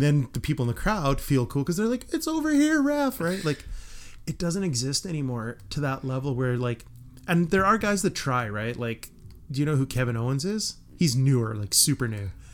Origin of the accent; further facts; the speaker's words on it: Western Canada, Canada; we are from Western Canada